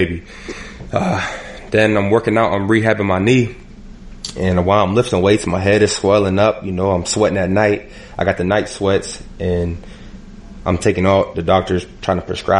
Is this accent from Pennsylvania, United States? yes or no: yes; Erie, Pennsylvania, United States; I'm from Erie, Pennsylvania